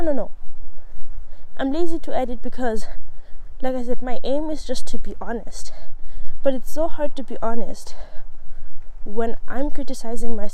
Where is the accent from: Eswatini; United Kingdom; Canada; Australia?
Eswatini; also born or lived in South Africa; now in Ireland; I grew up in Swaziland